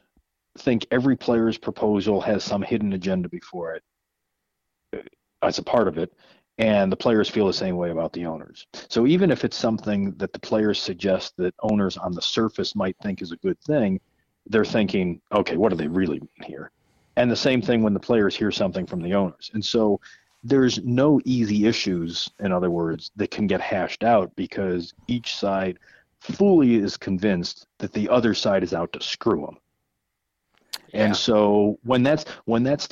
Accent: Cleveland, Ohio, United States; now in New York, United States; I'm a proud native of Cleveland

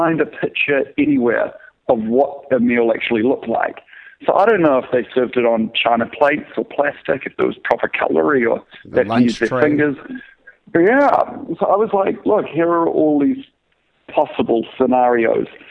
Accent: New Zealand; moved away; I'm from New Zealand originally

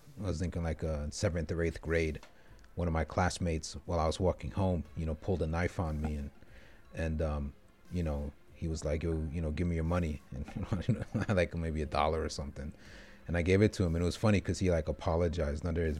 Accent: Brentwood, New York, United States; growing up in Brentwood, you know, kind of multi-ethnic, working class, lower socioeconomic neighborhood

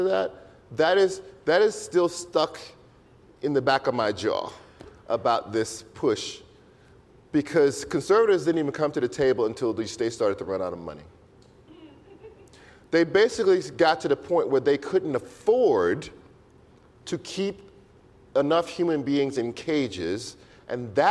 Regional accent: Louisiana, United States; I'm from Louisiana

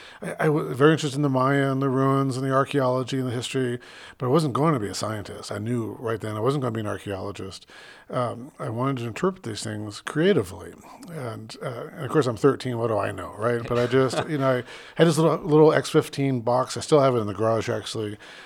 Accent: Phoenix, Arizona, United States; moved away; I grew up in Phoenix, where the oldest thing in Phoenix is, you know, a McDonald's down the street, basically.

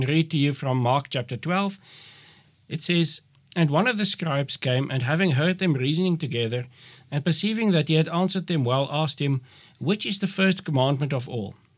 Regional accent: Northern Cape, South Africa; also born or lived in Kakamas; I'm from the Northern Cape, where the climate is much different from y-, what it is here in the Western Cape.

